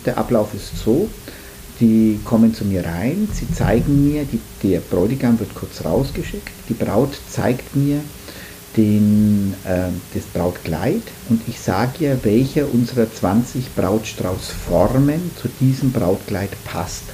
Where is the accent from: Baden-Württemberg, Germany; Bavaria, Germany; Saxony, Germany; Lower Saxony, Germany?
Bavaria, Germany; Nuremberg; komme aus Nürnberg